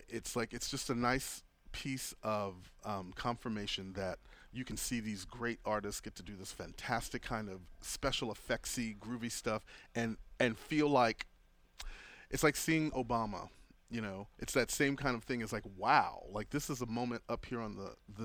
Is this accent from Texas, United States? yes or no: yes; Galveston, Texas, United States; also born or lived in Houston; I grew up in Galveston.